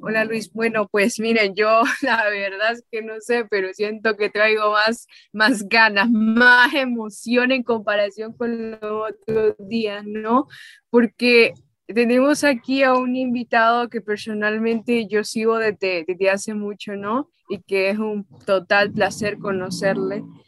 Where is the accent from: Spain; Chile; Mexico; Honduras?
Honduras; Tegucigalpa, Francisco Morazán; Marcia y yo somos capitalinas.